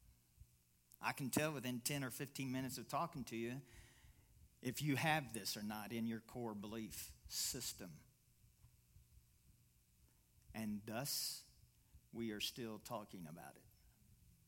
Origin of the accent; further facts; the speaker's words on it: Kentucky, United States; I'm from Kentucky